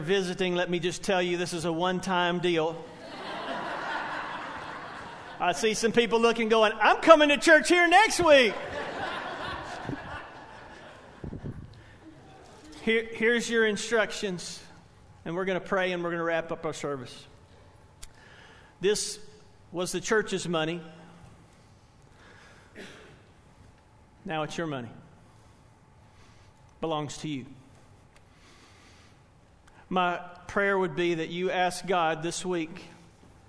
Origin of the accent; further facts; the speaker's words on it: Spartanburg, South Carolina, United States; I grew up in Spartanburg, First Baptist Church